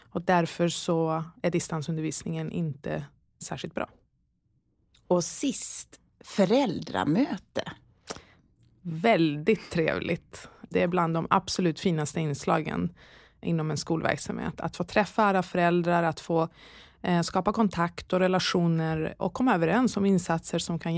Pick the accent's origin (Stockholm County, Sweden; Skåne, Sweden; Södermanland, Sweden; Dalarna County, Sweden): Dalarna County, Sweden; Falun; Eh, jag är uppvuxen i Falun, Dalarna, mm. eh, under min ungdom